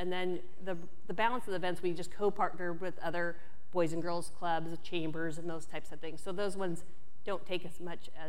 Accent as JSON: {"language": "English", "town": "Lebanon", "region": "Oregon", "country": "United States", "said": "I am from Lebanon, Oregon, the Willamette Valley"}